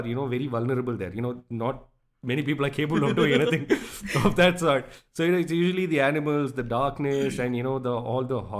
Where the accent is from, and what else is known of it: Coonoor, Tamil Nadu, India; born or raised there; moved away